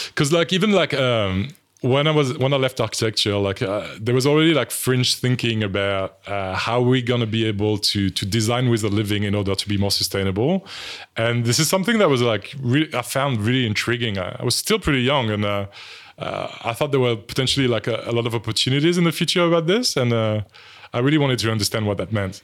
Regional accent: France; accent: French; English is a second language; moved away; some people would have picked up on my French accent already, but, um, so I'm from France

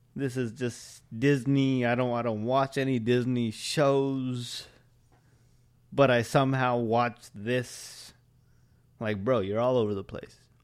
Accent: India; I'm Indian. We're Indian.

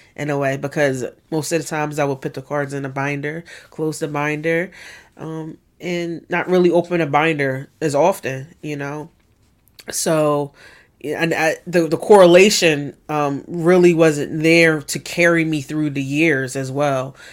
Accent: Philadelphia, Pennsylvania, United States; born and raised in West Philadelphia

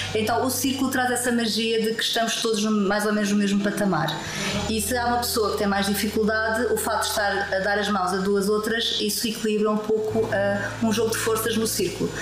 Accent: Lisbon, Portugal; moved away as an adult; also born or lived in Porto / Macau; now in Madeira, Portugal; Eu nasci em Lisboa uh, há quase 60 anos

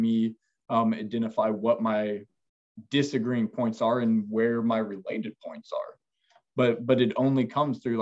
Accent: Neodesha, Kansas, United States; moved away; my hometown is 2,000 people

